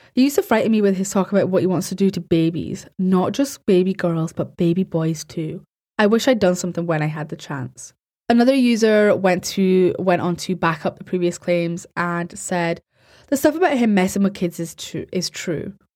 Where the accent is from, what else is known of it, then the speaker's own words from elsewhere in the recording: Scotland, United Kingdom; I'm Scottish and I pronounce my R's